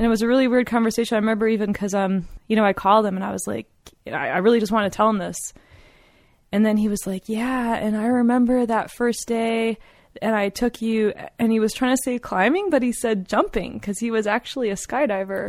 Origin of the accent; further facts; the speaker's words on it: East Coast, United States; moved away as an adult; also born or lived in Colorado; I was from the East Coast